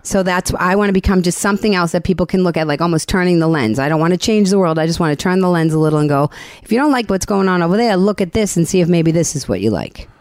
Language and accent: English; Boston, Massachusetts, United States; I'm from Boston.